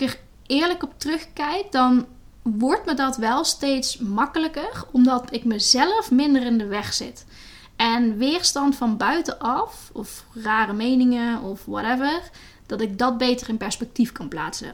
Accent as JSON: {"language": "Dutch", "country": "Netherlands", "tie": "born or raised there", "also_born_or_lived": "Latin America", "moved": "as an adult", "said": "in Nederland. Dat is mijn, waar ik opgegroeid ben"}